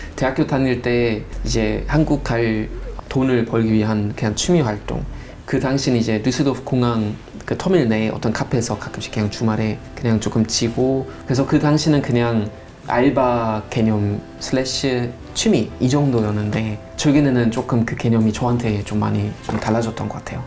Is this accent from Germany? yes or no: yes; North Rhine-Westphalia, Germany; Korean is a second language; moved away as an adult; now in South Korea; 저는 노트라인 베스트 파는 사람입니다라고 하는 것보다 아, 전 독일 사람이에요